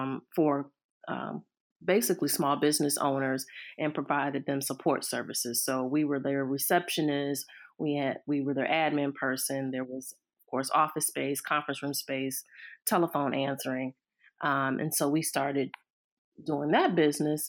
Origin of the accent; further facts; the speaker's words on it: Cleveland, Ohio, United States; I am born and raised in Cleveland, Ohio